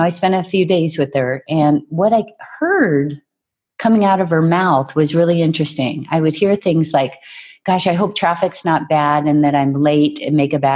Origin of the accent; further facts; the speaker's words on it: Hawaii, United States; our beach where I was raised in Hawaii